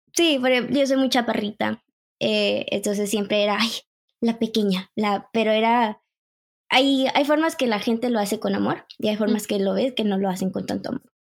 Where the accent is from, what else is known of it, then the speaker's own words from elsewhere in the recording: Monterrey, Nuevo León, Mexico; now in Canada; nací en México, Monterrey, y me vine a Canadá en el 2011